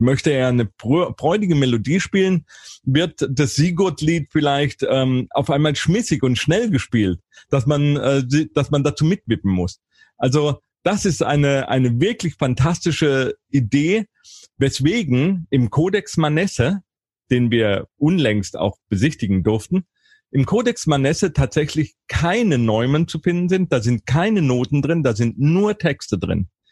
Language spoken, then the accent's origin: German; Karlsruhe, Baden-Württemberg, Germany; in Karlsruhe, in meiner Heimatstadt